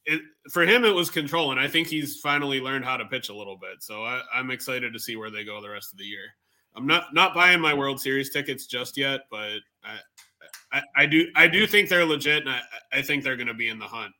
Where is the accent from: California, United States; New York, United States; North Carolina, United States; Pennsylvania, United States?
Pennsylvania, United States; Pittsburgh; now in Madison, United States; I live in Madison, Wisconsin now, but born and raised in Pittsburgh.